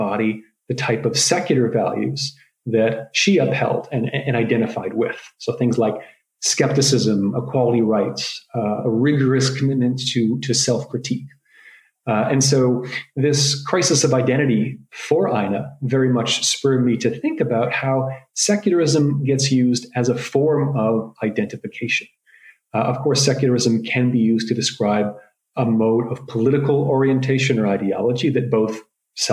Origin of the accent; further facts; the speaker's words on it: Toronto, Ontario, Canada; Toronto, Canada, where I'm from